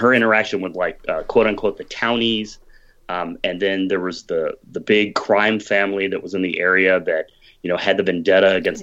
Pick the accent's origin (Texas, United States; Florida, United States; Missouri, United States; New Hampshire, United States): Missouri, United States; my home state